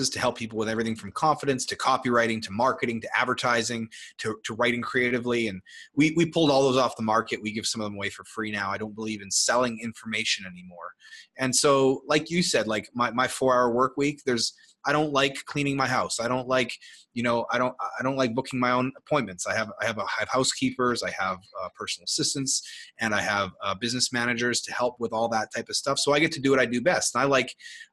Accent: Canada; I'm from Canada

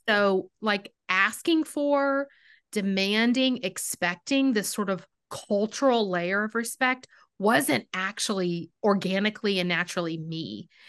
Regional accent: Texas, United States; I'm from Texas

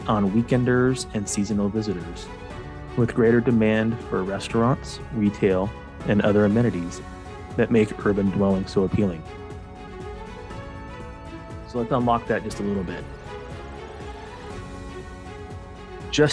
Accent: Phoenix, Arizona, United States; moved away; I'm from Arizona, I'm from Phoenix, Arizona originally

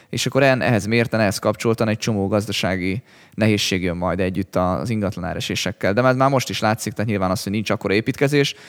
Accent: Hungary

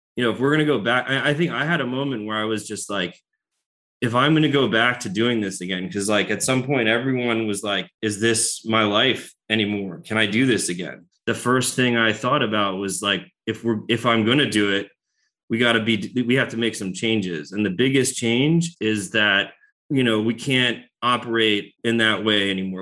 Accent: United States; moved away; I'm from New York, New Jersey originally

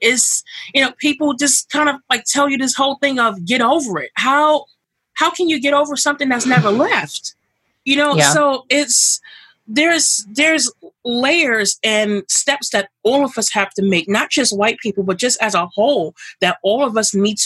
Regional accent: New York City, New York, United States; I grew up here in Brooklyn all my life

